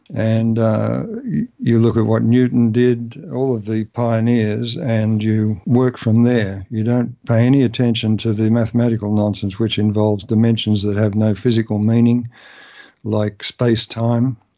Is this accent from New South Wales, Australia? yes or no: no; Melbourne, Victoria, Australia; moved away as an adult; also born or lived in Canberra; I moved from Melbourne, my, my, uh, the home where I grew up